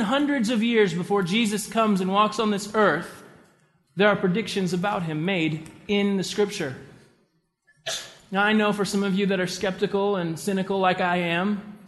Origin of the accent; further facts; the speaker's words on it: the South, United States; I was raised in the South